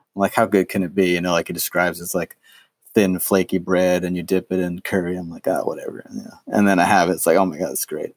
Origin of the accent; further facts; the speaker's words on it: New York City, New York, United States; I grew up in New York City